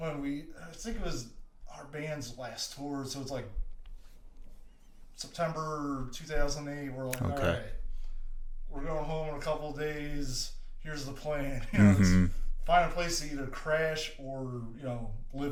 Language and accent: English; New Jersey, United States; moved away as an adult; also born or lived in Philadelphia; where I grew up in Jersey